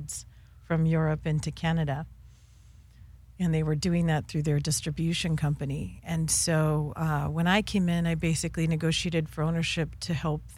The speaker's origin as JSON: {"language": "English", "region": "California", "country": "United States", "tie": "born or raised there", "also_born_or_lived": "Quebec", "said": "I'm a native Californian"}